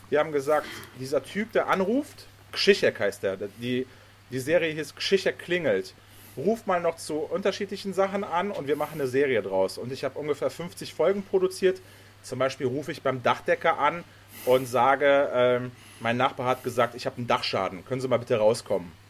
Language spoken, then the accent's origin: German; Germany; also born or lived in Poland; Ich komme ja gebürtig aus Polen, bin dann nach Deutschland gezogen mit meinen Eltern, als ich sechs war.